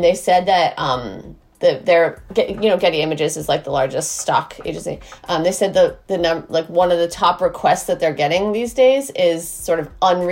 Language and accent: English; Boston, Massachusetts, United States; also born or lived in Martha's Vineyard; now in Brooklyn, United States; I'm in Brooklyn where I'm based, but I grew up in Boston